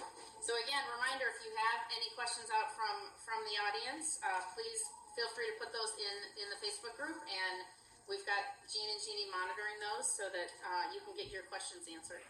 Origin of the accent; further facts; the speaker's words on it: Chicago, Illinois, United States; now in Iowa, United States; we were raised in Chicago